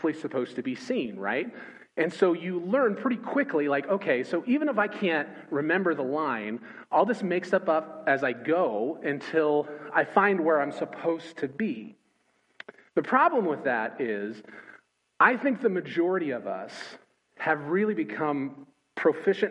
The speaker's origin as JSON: {"language": "English", "town": "Los Angeles", "region": "California", "country": "United States", "tie": "born or raised there", "also_born_or_lived": "Joplin, Missouri / New Orleans / Nashville", "moved": "as an adult", "lives_now": "Richmond, United States", "said": "I grew up in Los Angeles, California"}